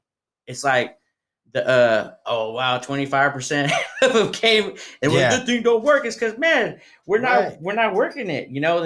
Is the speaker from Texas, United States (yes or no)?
no; Tracy, California, United States; now in Stockton, United States; I'm from Tracy, so I'm like Tracy people. I'm in Stockton.